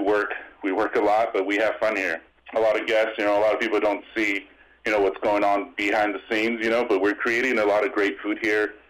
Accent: Escondido, California, United States; also born or lived in Las Vegas; I grew up around here in the Escondido area, Southern California

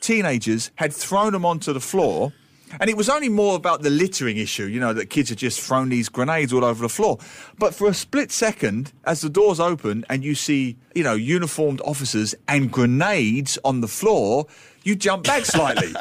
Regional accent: London, United Kingdom; I grew up in East London

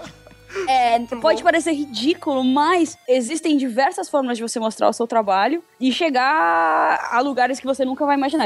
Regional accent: São Paulo, Brazil; now in Europe; Eu sou de São Paulo

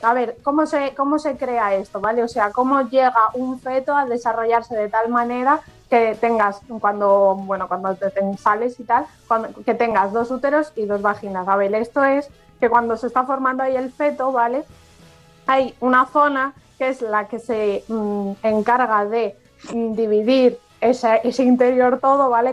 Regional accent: Galicia, Spain; como buena gallega me y periodista

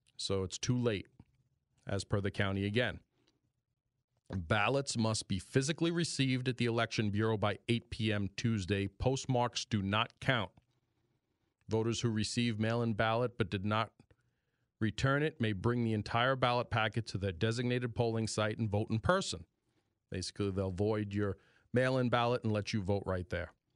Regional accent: New York, United States; accent: New York; my New York accent

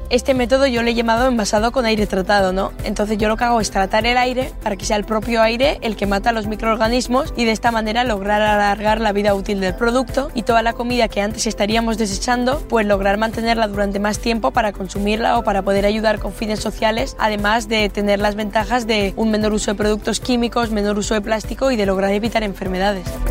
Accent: Sodupe, Basque Country, Spain; soy de Sodupe

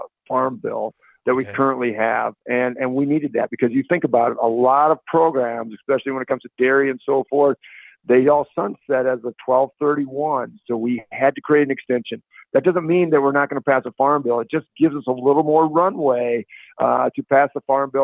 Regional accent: Northwest Iowa, United States; I'm from Northwest Iowa

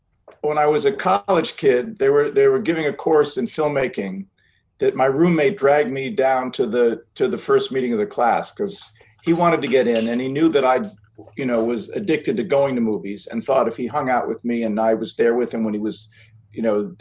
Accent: United States; I'm from the States

